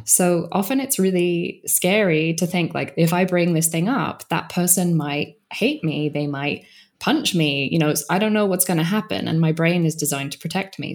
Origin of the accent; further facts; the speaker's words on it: United Kingdom; I'm British